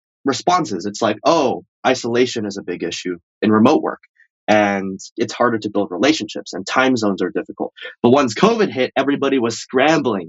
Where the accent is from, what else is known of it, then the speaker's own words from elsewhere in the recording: Bay Area, California, United States; I grew up in the Bay Area.